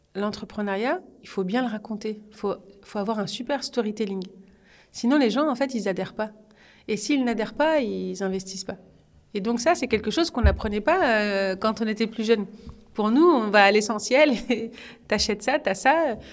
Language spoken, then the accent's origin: French; Orly, Île-de-France, France; je viens d'Orly, hmm. dans le 94